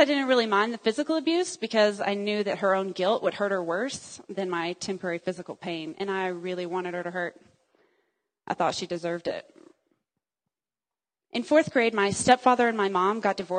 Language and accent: English; Dallas, Texas, United States; also born or lived in Joplin, Missouri; I was raised as a Texan